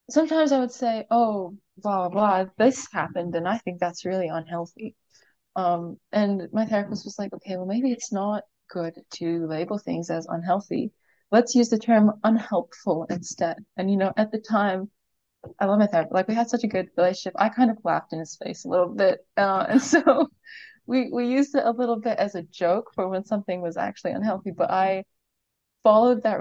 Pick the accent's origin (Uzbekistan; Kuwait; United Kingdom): Kuwait; I grew up in Kuwait, uh, and I'm not sure uh, how many people be familiar with this, but basically in the Middle East